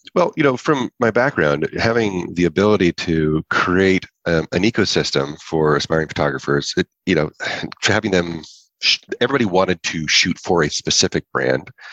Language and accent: English; Lodi, California, United States; now in Santa Barbara, United States; i was from Northern California, a small little town called Lodi.